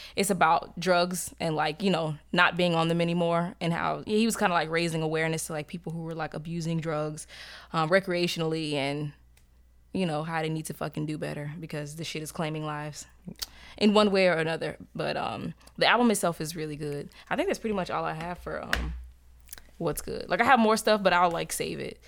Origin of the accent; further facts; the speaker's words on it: Tampa, Florida, United States; I'm from Tampa. I speak like somebody who's fucking from Tampa